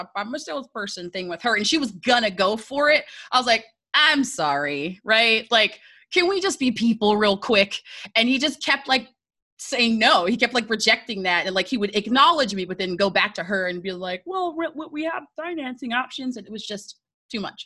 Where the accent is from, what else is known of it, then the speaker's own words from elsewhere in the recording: Dayton, Ohio, United States; also born or lived in Texas; now in Florida, United States; So I was born in Dayton, Ohio. I was born in the Hilltop Housing Project of Dayton, Ohio